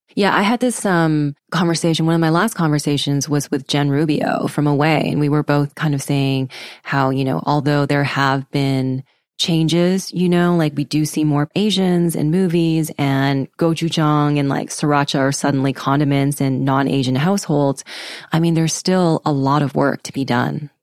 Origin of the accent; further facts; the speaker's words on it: Vancouver, British Columbia, Canada; I grew up in Vancouver